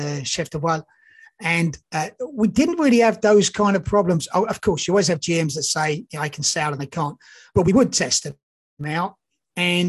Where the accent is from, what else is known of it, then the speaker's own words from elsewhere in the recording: England, United Kingdom; moved away as an adult; also born or lived in Australia / New Zealand / Canada; I'm actually English, but I just came from Australia.